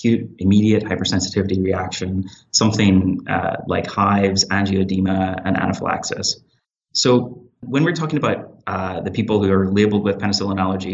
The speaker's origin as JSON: {"language": "English", "region": "Northern Ireland", "country": "United Kingdom", "also_born_or_lived": "Belfast, United Kingdom", "moved": "as an adult", "lives_now": "Hamilton, Canada", "said": "I'm originally from Northern Ireland. I completed my medical school in Queen's University, Belfast, and worked in the NHS for about 4 years before I started my internal medicine residency at McMaster University in Hamilton."}